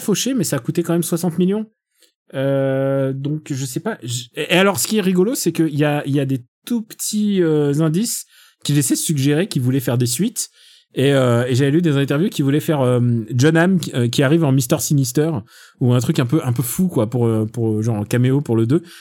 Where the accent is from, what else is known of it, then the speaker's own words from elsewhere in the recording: Russia; je suis russe